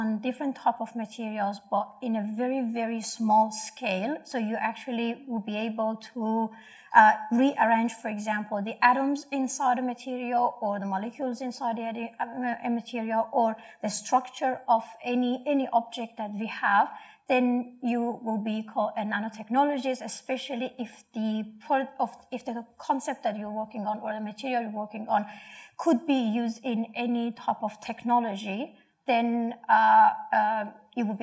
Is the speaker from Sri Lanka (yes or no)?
no; Iran; moved away as an adult; now in Australia; I'm from Iran